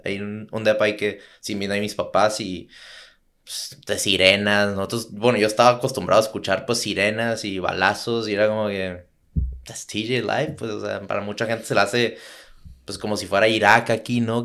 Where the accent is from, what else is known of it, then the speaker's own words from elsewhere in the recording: Tijuana, Baja California, Mexico; soy de Tijuana